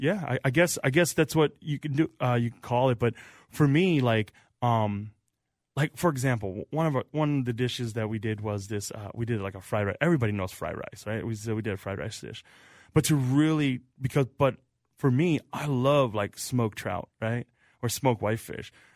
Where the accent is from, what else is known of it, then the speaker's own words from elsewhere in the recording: Central Wisconsin, United States; moved away as an adult; now in St. Paul, United States; I grew up in Wisconsin